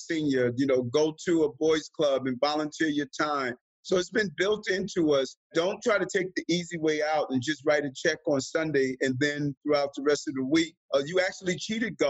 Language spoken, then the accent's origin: English; New York City, New York, United States; also born or lived in Queens, New York; I was born in Brownsville, Brooklyn